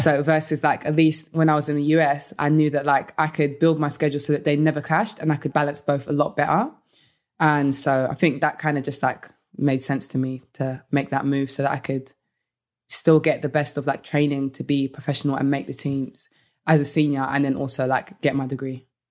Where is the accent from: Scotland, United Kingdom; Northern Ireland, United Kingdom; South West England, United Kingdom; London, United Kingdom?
London, United Kingdom; moved away as an adult; also born or lived in United States; being in London and then moving to the U S